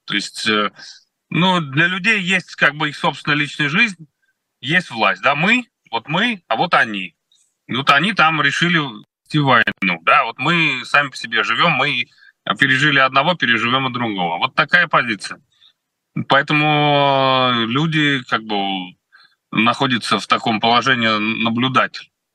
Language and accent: Russian; Kolomna, Moscow Oblast, Russia; Коломна, откуда я родом